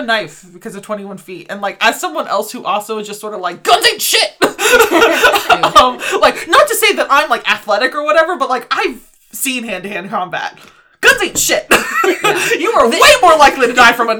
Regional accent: Oklahoma, United States; I'm from Oklahoma

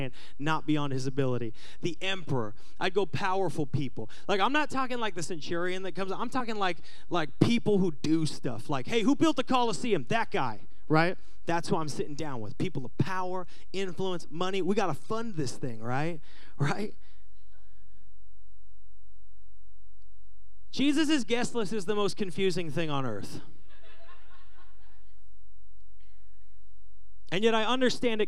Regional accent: Seattle, Washington, United States; Growing up in Seattle, I had a band

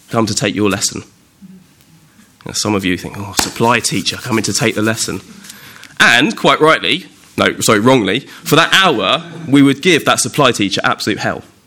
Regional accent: Windsor, South East England, United Kingdom; also born or lived in Ascot; I was actually born in a hospital just up the road from Windsor, still in the Royal Borough, in Ascot

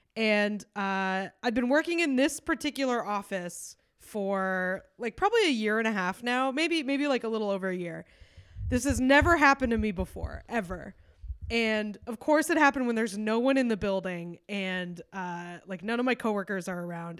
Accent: New York, United States; as a New Yorker

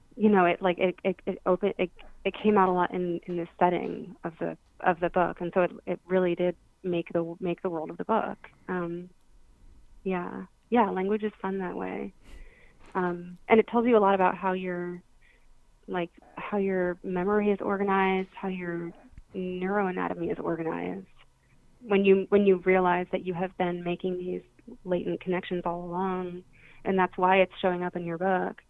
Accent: Florida, United States; I studied it in school growing up in Florida

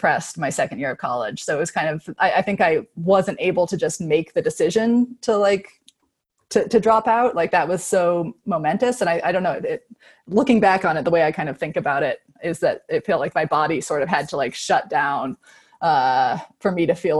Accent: Boulder, Colorado, United States; also born or lived in Seattle / California; No, from Colorado. I'm from Boulder

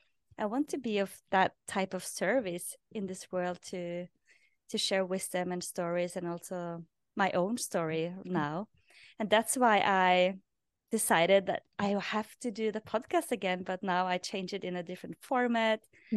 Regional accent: Norway; English is a second language; moved away as an adult; people that I interviewed in my past podcast or my previous podcast was people that had origin in my hometown. So it was naturally to do that in Norwegian because I was in Norway then.

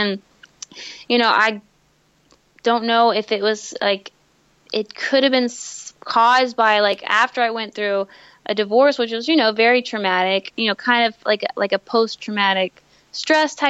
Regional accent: Tyler, Texas, United States; We grew up here in Tyler.

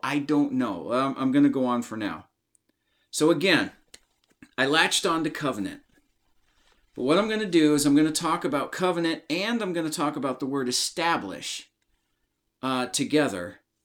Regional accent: United States; I'm from the United States of America

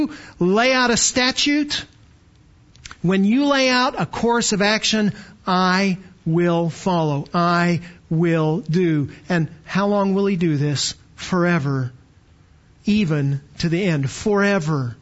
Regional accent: Canada; now in Texas, United States; I was born in Canada, got to Texas as fast as I could, but born in Canada

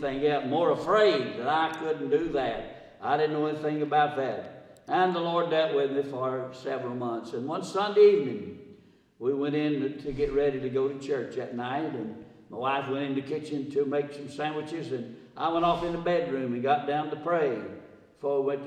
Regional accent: Simpsonville, South Carolina, United States; Tomorrow, 86 years ago, I was born in Simpsonville, South Carolina

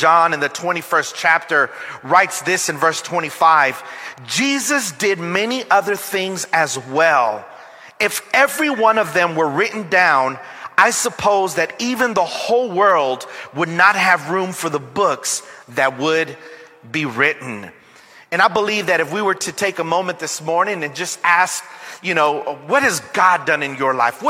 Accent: Long Beach, California, United States; I am from Long Beach, California

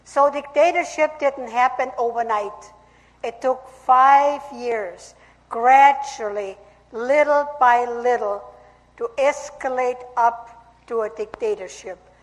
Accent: Austria; moved away; I was born in Austria, and I lived there seven years under Hitler's brutal regime. And after World War Two, three years under Soviet communist occupation.

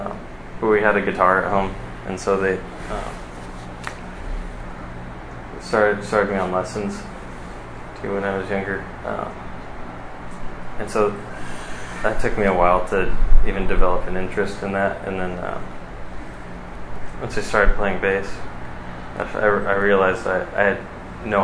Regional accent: Costa Mesa, California, United States; I'm from the Costa Mesa, Orange County area, kind of born and raised

